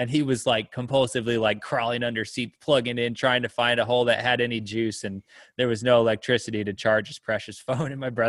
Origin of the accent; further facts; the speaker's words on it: Arizona, United States; But growing up in Arizona